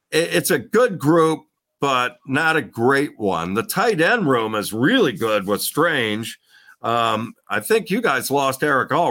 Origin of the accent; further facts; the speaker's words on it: Columbus, Ohio, United States; I grew up in Columbus, Ohio